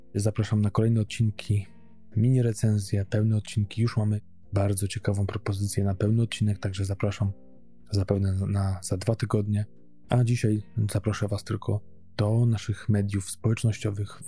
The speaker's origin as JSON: {"language": "Polish", "country": "Poland", "moved": "yes", "said": "jestem z Polski"}